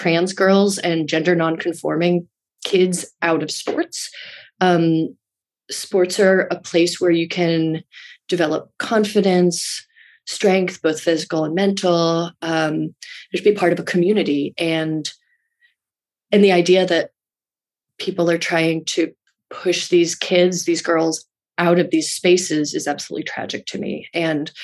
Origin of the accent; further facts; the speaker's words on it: Rye, New York, United States; also born or lived in Brooklyn, New York; it's where I grew up in Rye, New York